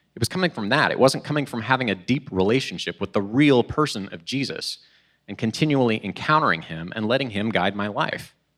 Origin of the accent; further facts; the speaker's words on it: Oklahoma, United States; moved away as an adult; now in Illinois, United States; I'm originally from Oklahoma.